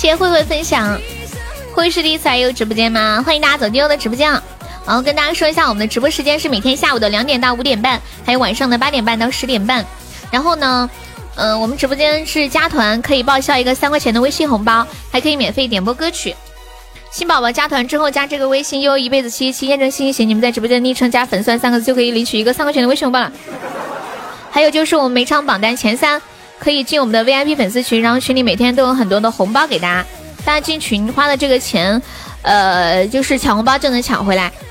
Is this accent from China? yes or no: yes; Sichuan, China; 我们四川人最喜欢说仙人版的呢